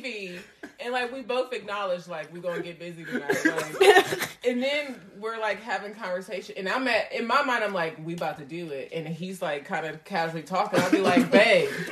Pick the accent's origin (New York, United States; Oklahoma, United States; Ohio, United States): New York, United States; New York City; I come from the Linden area, the Windsor Terrace